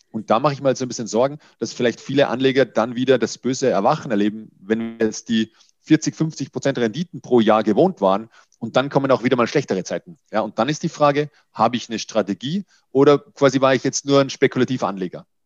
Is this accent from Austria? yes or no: yes; Austria; Ich bin Österreicher, von daher entschuldige den Lapsus